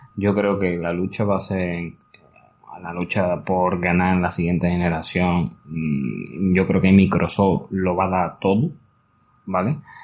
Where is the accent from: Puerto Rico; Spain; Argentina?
Spain; Andalusia; como buenos andaluces que somos